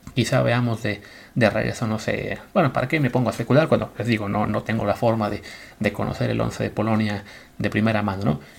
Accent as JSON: {"language": "Spanish", "country": "Mexico", "said": "como mexicano"}